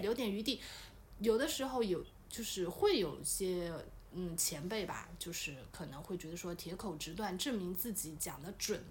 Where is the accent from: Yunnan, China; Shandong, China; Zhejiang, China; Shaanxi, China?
Zhejiang, China; Wenzhou; 我们温州话